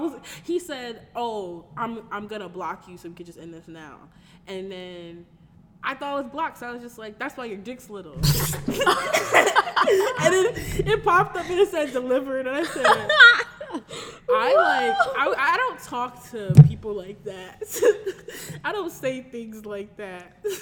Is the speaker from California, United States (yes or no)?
no; Connecticut, United States; I'm from Connecticut.